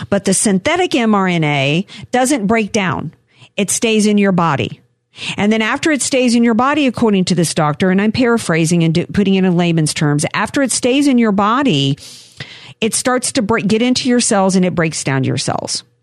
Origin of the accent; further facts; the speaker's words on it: the South, United States; I like mine pan fried. I'm a Southerner.